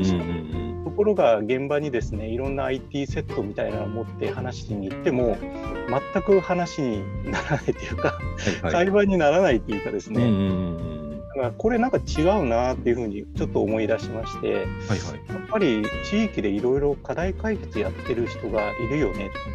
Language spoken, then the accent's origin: Japanese; Kumamoto, Japan; moved away as an adult; now in Fukuoka, Japan; 熊本生まれで熊本小さい時は育ってましたで、うんうん、大きくなって福岡に出てきて